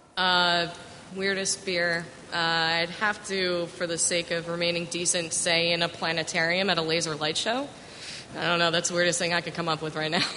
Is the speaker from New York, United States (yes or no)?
yes; Westchester County, New York, United States; I grew up in the very boring suburbs of Westchester County, New York, right outside of the city